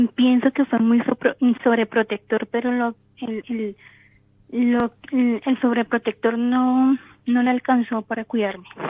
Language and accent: Spanish; Bogotá, Colombia; yo soy de Colombia, Bogotá.